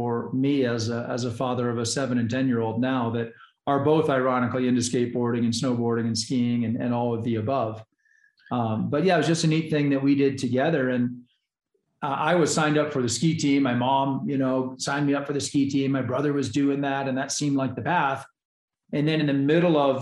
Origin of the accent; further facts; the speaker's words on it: Bend, Oregon, United States; now in Colorado, United States; grew up in Bend, Oregon